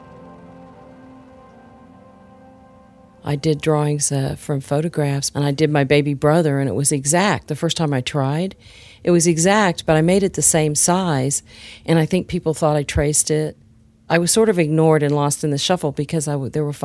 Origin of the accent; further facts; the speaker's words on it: Kansas City, Missouri, United States; now in Spring, Texas, United States; I grew up in Kansas City, Missouri.